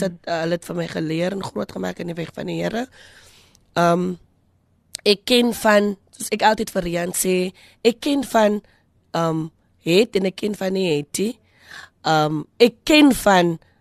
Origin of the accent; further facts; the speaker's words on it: Kraaifontein, Western Cape, South Africa; moved away; also born or lived in Kuils River / Malmesbury; ons is van Kraaifontein